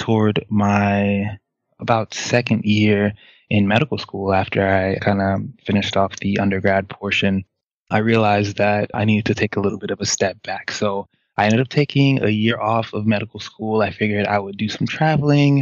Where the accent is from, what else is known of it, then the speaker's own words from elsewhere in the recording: New York, United States; also born or lived in Haiti; I was raised in a single-parent home with two older sisters by a mom who is spectacular, as all people would say that their mom is. But I'll say that my mom was particularly spectacular, worked very, very hard to provide for us in New York